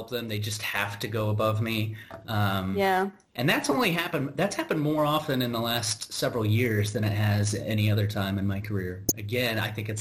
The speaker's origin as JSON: {"language": "English", "country": "United States", "said": "as an American"}